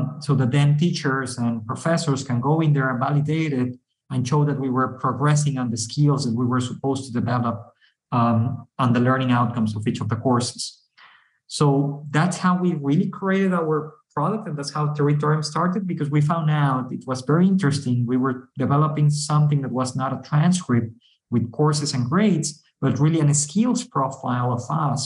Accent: Mexico; We are from Mexico

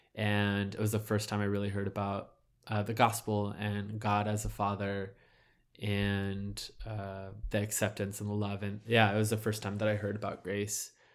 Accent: Southern California, United States; I was born in Southern California

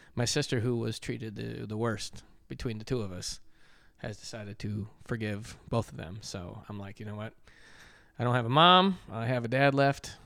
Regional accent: Michigan, United States; I grew up in Michigan

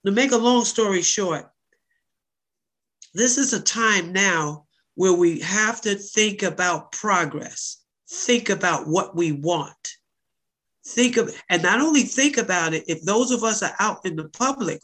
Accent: New York City, New York, United States; also born or lived in Newark / Harlem; I lived in Newark. I lived in Harlem when it wasn't sexy. And I'm from Bed-Stuy

